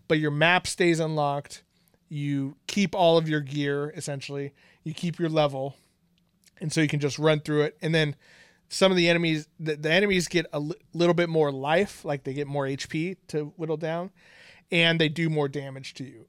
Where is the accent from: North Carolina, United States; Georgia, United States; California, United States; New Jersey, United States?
California, United States; Bay Area; we've lived in the Bay Area our whole entire lives